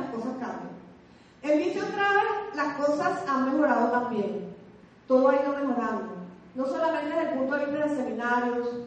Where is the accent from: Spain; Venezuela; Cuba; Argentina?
Venezuela; los venezolanos estamos en capacidad de dictar nuestros propios seminarios